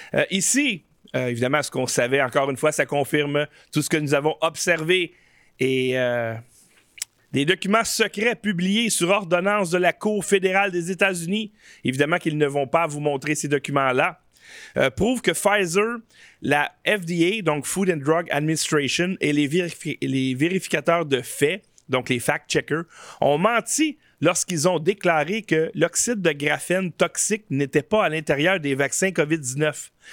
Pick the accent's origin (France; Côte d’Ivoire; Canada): Canada; je suis un vrai Canadien. Chers amis, en fait, euh, citoyen canadien